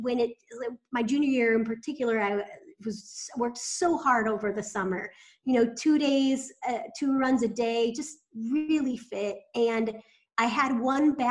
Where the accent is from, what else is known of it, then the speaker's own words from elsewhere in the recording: Iowa, United States; I grew up in Iowa played a lot of sports.